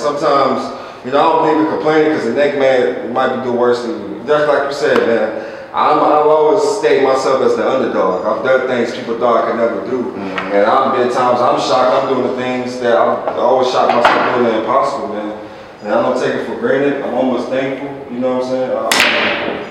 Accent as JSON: {"language": "English", "country": "Jamaica", "said": "I'm Jamaican, and my parents are from the Virgin Islands."}